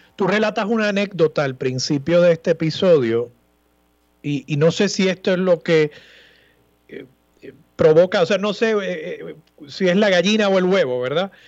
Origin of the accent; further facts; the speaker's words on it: Levittown, Puerto Rico; Levitown, que es mi pueblo natal